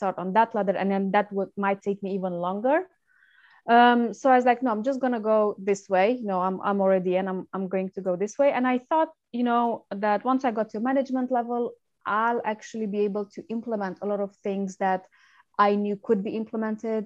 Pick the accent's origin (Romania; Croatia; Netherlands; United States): Romania; English is a second language; moved away as an adult; now in United Kingdom; I'm originally from Romania, and I came to the UK 11 years ago, just after I graduated university.